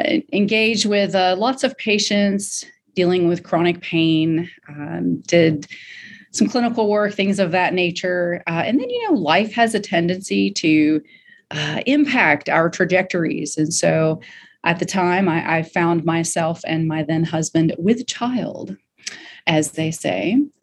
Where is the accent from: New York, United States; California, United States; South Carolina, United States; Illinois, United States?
South Carolina, United States; Greenville; born there; also born or lived in Florida; I was born in Greenville, South Carolina, moved around back and forth from here to Florida and back and forth, and have settled once again in Greenville, South Carolina.